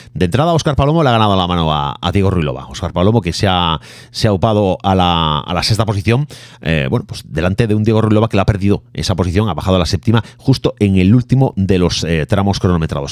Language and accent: Spanish; Galicia, Spain; como gallego